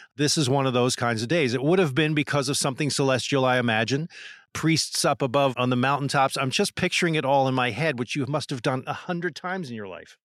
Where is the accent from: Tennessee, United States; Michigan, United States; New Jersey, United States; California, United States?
New Jersey, United States; growing up in New Jersey